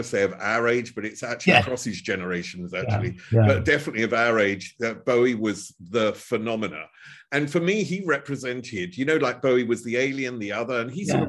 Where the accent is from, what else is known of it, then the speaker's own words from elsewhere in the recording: Chelmsford, East of England, United Kingdom; I'm from Chelmsford, which is northeast of London